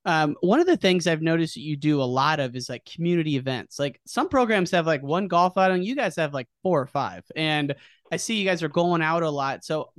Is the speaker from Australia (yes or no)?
no; United States; moved away; I'm from the Quad City area